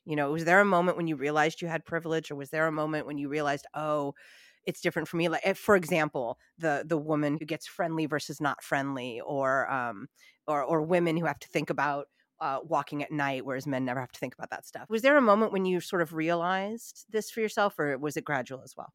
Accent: United States; my heritage is Italian, but I'm American

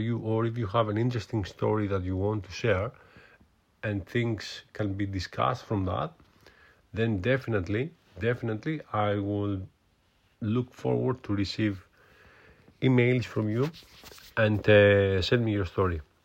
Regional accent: Greece; accent: Greek; English is a second language; moved away as an adult; now in United Kingdom; I'm from Greece, so my accent, it's, uh, quite Greek. Uh, I'm living in U K for many years now, but as you can hear, my accent is still Greek

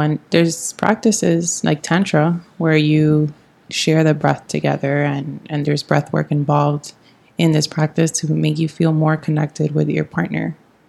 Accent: New York, United States; now in Miami, United States; here in Miami, like the water, I'm from New York, so I know what cold water really feels like

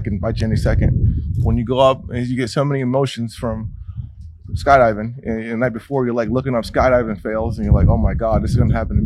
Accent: New England, United States; I go to my hometown in New England and I can ride around my street like, oh, that's where I went to school

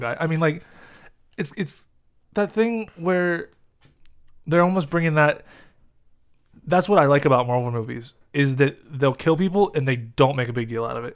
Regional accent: United States; we're American

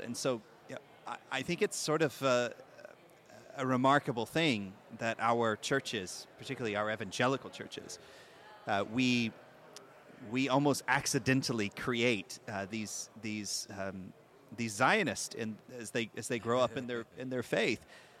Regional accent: the South, United States; I think like lots of Christians growing up in the South and in the United States, I had a good feeling about Israel. You know, I grew up in a church that taught the Bible.

